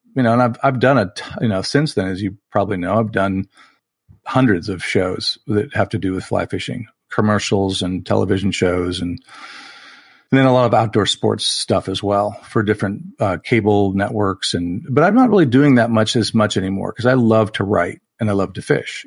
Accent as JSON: {"language": "English", "region": "Southern California", "country": "United States", "tie": "born or raised there", "said": "I was born and raised in Southern California, which is where I live now"}